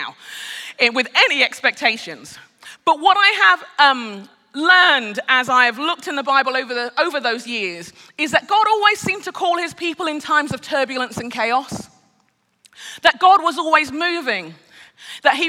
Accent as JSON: {"language": "English", "region": "London", "country": "United Kingdom", "tie": "born or raised there", "moved": "as an adult", "lives_now": "Minneapolis, United States", "said": "I'm a Brit. I'm born and raised in London. I'm Nigerian. I'm a Yoruba Nigerian as well"}